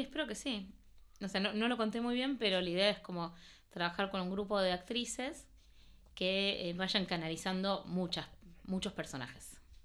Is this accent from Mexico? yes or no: no; Argentina; first language Spanish; moved away as an adult; also born or lived in Paris, France; yo nací en París, pero eh, mi idioma es el español. Mis padres son argentinos y yo crecí en Argentina.